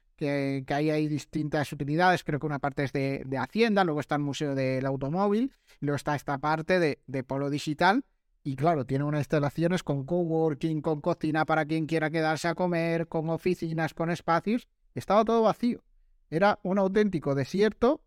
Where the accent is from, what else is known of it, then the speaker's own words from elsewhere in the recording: Granada, Andalusia, Spain; now in Málaga, Spain; Yo que soy de Granada